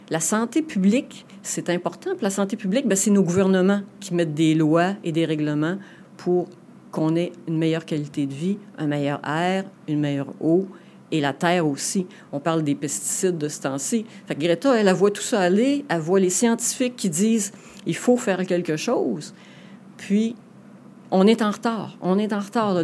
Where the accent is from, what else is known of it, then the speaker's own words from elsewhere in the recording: Saguenay, Quebec, Canada; Donc ici dans la région, moi je suis une Saguenéenne convaincue